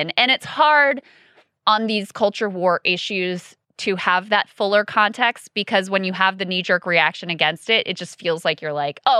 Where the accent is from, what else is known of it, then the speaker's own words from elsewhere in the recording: King George County, Virginia, United States; growing up in King George County, where my kids also go to public schools